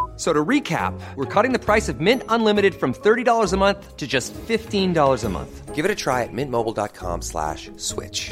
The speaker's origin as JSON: {"language": "French", "area": "the East", "region": "eastern France", "country": "France", "said": "je viens de l'Est également"}